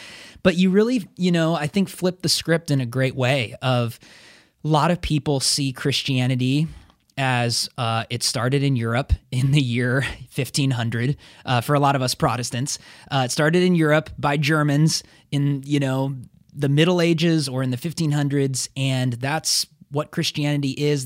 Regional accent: Portland, United States; I'm from Portland, I'm a white guy

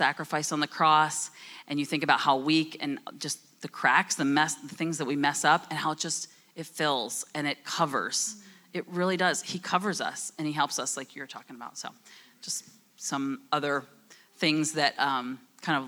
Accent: New Jersey, United States; I'm from New Jersey. I talk fast.

